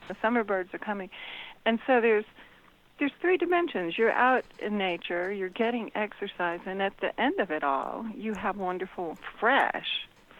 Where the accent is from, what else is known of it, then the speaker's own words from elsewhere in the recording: Gulf Coast, United States; moved away; I grew up on the Gulf Coast.